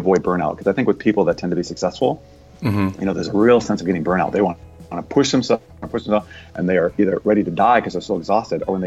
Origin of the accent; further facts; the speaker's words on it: Iowa, United States; moved away; I grew up in Iowa, you know, typical Midwestern kind of guy